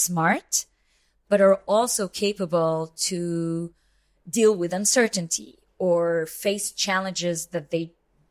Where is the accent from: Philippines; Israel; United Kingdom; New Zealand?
Israel; I'm born and raised in Israel. So I'm Israeli, but kind of citizen of the world.